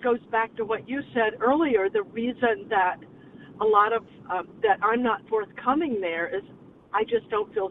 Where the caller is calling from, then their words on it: Petaluma, California, United States; I'm calling from Petaluma, California